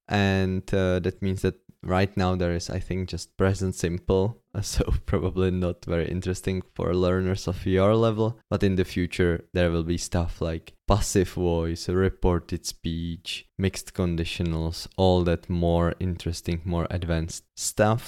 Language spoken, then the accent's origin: English; Czechia; English is a second language; Most of my teaching was done in my hometown, not in Prague